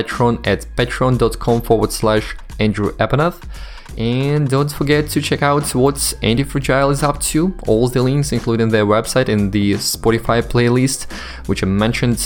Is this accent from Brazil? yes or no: no; Kaliningrad, Kaliningrad Oblast, Russia; I'm Russian. And indeed, I grew up in Kaliningrad